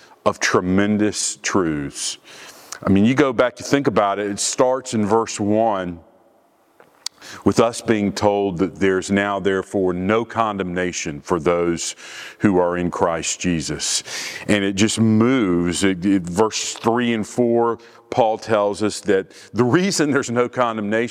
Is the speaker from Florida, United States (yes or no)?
yes; Orlando, Florida, United States; I grew up in Orlando, and I was 10 years old when Walt Disney World opened in Orlando.